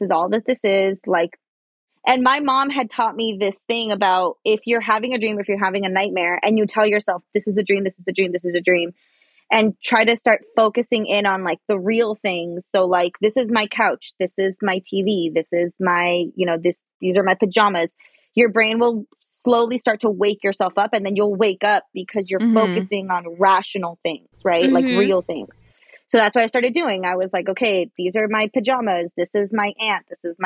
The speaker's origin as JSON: {"language": "English", "town": "Los Angeles", "region": "California", "country": "United States", "tie": "born or raised there", "said": "I grew up in Highland Park in Los Angeles"}